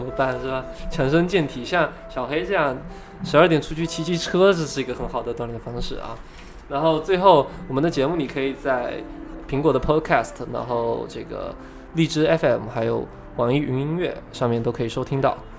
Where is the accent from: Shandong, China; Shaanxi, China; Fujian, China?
Fujian, China; 我本身是福建人